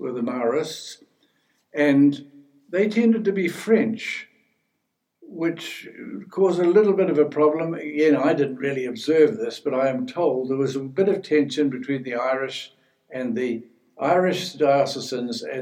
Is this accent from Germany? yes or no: no; New Zealand; moved away as an adult; when I was growing up in New Zealand